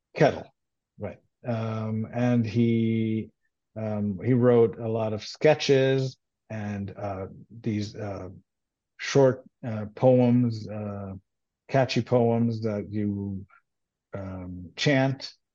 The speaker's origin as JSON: {"language": "English", "country": "Israel", "tie": "born or raised there", "first_language": "Hebrew", "second_language": "English", "said": "I grew up in Israel, and I grew up uh, Jewish, and uh, and I speak Hebrew. That's my uh, native language"}